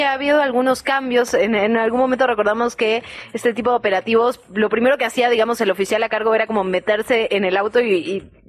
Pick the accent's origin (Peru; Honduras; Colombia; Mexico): Mexico; Chilanga, Mexico City; como ciudadanos, como ciudadanas, como chilangas?